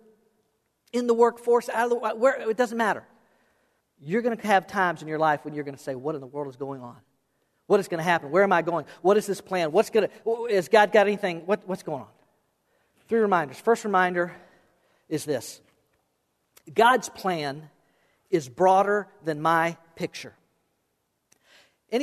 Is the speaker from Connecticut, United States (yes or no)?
no; South Florida, United States; also born or lived in Okeechobee; I was born and raised in South Florida